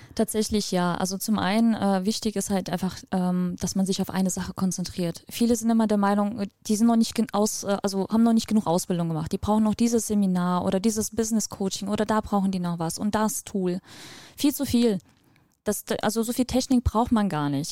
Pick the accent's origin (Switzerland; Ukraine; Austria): Ukraine; moved away; Wir sind aus der Ukraine ursprünglich. Ich bin auch da geboren